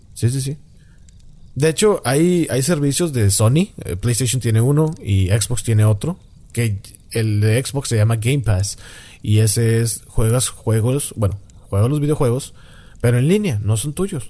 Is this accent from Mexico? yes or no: yes; Mexico; De México